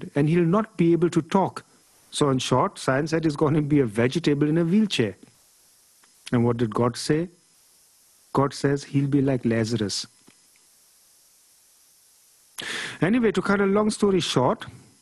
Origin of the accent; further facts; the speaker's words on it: Germany; I was born in Germany